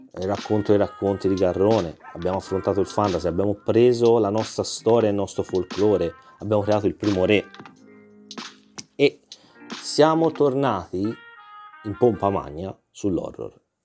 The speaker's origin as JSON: {"language": "Italian", "region": "Tuscany", "country": "Italy", "said": "da toscano"}